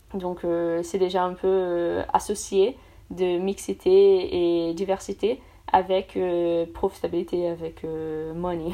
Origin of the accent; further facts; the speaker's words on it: São Paulo, Brazil; French is a second language; moved away as an adult; also born or lived in Paris, France; now in France; je suis brésilienne, donc du coup, je viens de São Paulo